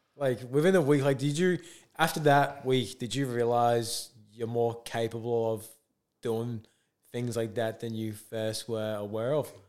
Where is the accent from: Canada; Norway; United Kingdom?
United Kingdom; England; moved away as an adult; now in Australia; I'm from England